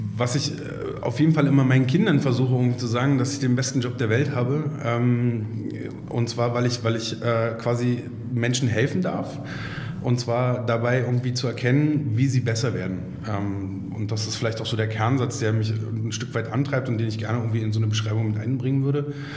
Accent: Berlin, Germany; gebürtiger Berliner, was in Berlin gar nicht mehr so oft zu finden ist

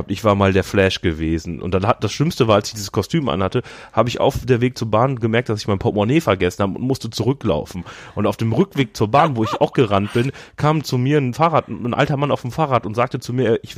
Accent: Düsseldorf, North Rhine-Westphalia, Germany; born there; Ja, bin du ja gebürtiger Düsseldorfer.

